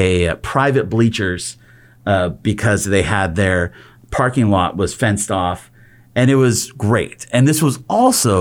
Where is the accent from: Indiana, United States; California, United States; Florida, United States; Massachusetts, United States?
California, United States; Glendale; I grew up with the Rose Parade. I grew up here in Glendale